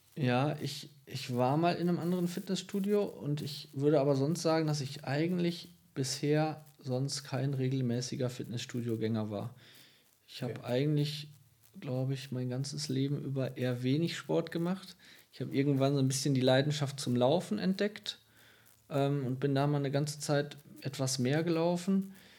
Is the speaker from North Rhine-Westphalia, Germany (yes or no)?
yes; Lengerich, North Rhine-Westphalia, Germany; also born or lived in Ibbenbüren / Tecklenburg; ich bin zwar in Ippenbüren geboren, aber ich bin in Längerich aufgewachsen